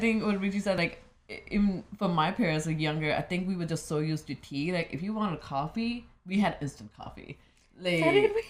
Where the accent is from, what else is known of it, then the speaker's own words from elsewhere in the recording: Punjab, India; moved away; I'm from Punjab.